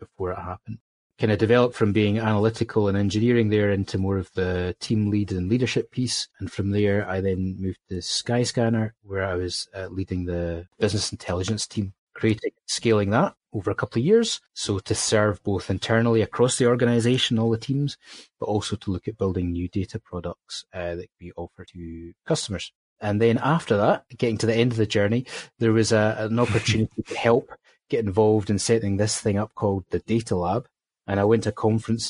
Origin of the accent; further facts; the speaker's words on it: Highlands of Scotland, United Kingdom; when I was a schoolboy growing up in the Highlands of Scotland